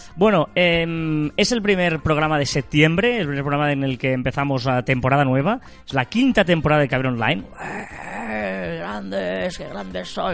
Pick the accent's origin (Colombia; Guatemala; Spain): Spain; Sabadell, Catalonia; los que somos de Sabadell